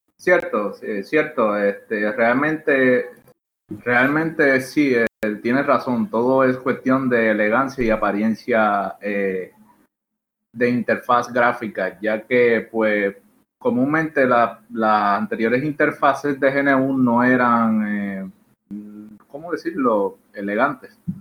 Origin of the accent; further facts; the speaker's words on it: Puerto Rico; Yo realmente soy de Puerto Rico